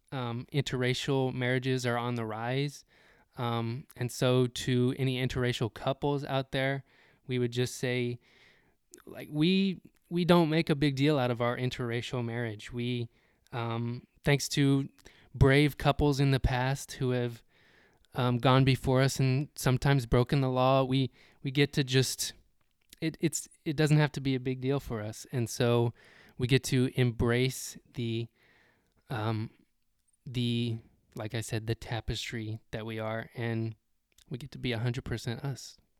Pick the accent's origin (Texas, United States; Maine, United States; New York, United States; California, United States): Texas, United States; growing up in Texas